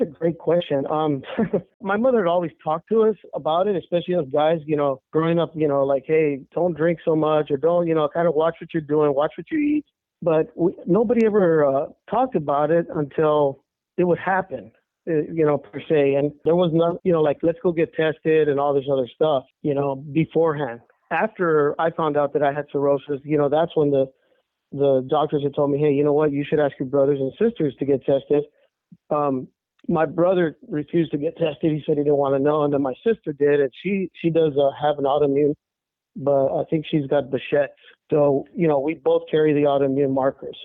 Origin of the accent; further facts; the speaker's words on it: El Paso, Texas, United States; now in San Antonio, United States; I was born and raised in El Paso, Texas